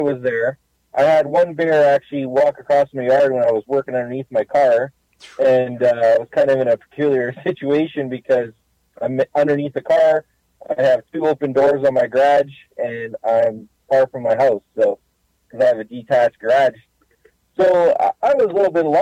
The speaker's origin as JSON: {"language": "English", "region": "Northwest Ontario", "country": "Canada", "tie": "born or raised there", "moved": "as an adult", "lives_now": "St. Anne, Canada", "said": "I grew up in Northwest Ontario, and I'm used to bears"}